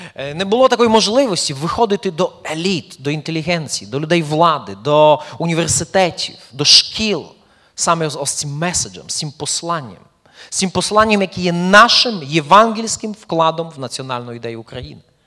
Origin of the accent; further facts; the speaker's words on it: eastern Poland, Poland; moved away as an adult; also born or lived in Belarus; now in Ukraine; я народився в Польщі, в східній Польщі, от, і пережив першу половину свого життя саме там